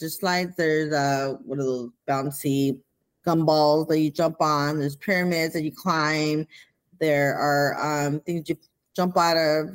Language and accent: English; Pico Rivera, California, United States; also born or lived in Los Angeles, California; I was raised in Pico Rivera, California